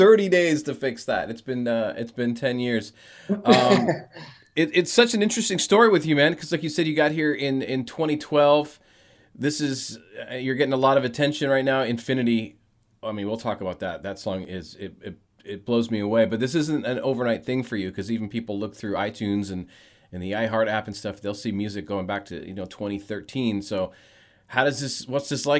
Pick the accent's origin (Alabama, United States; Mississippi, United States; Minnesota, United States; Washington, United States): Washington, United States; Auburn; moved away as an adult; now in Los Angeles, United States; I'm from Auburn